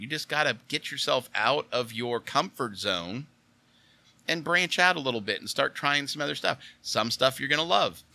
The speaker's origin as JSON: {"language": "English", "town": "Oil City", "region": "Pennsylvania", "country": "United States", "said": "I'm originally from Oil City, Pennsylvania"}